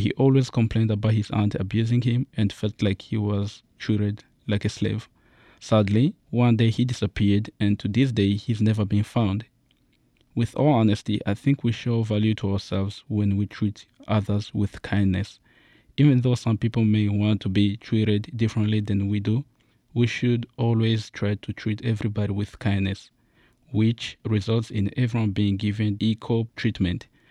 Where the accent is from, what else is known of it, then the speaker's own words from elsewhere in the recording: Uganda; also born or lived in Congo; now in United States; I was born in a infamous country in Central Africa, Congo, but I was raised in Uganda and moved in here to the United States